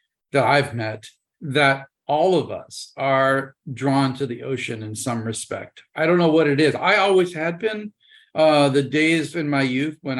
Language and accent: English; Los Angeles, California, United States; moved away as an adult; also born or lived in Eureka, California; I was born and raised in Southern California, Los Angeles